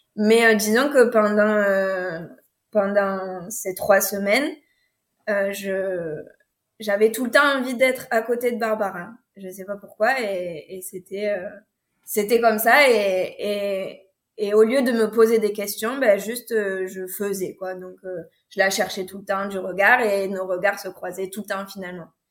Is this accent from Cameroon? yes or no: no; France; je suis française